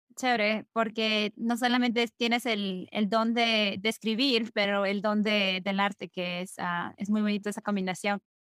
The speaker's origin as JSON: {"language": "Spanish", "region": "Lima", "country": "Peru", "tie": "born or raised there", "said": "Lima, donde nosotros, donde yo crecí"}